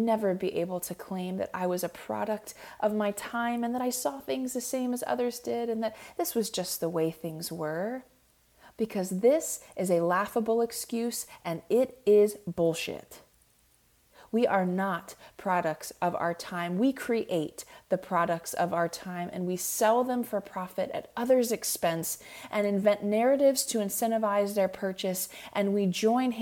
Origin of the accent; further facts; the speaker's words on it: Clearwater, Florida, United States; now in Nashville, United States; I am from Clearwater, Florida, very proudly so.